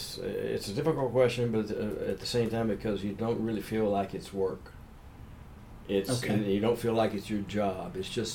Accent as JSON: {"language": "English", "region": "Texas", "country": "United States", "tie": "born there", "also_born_or_lived": "Louisiana / Mississippi", "said": "I was born in Texas. {S0} Okay. {S1} And my dad worked for Humble Oil Company, and we moved around an awful lot. I lived in Louisiana. I lived in Mississippi. I lived in Grand Isle, Louisiana, which is a little island off the coast."}